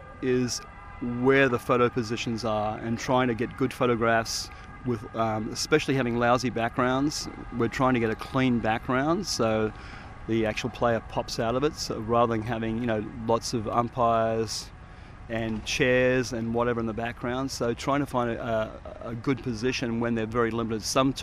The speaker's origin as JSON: {"language": "English", "town": "Sydney", "region": "New South Wales", "country": "Australia", "lives_now": "Colorado, United States", "said": "Yeah, I'm from Sydney, Manly Beach in Sydney."}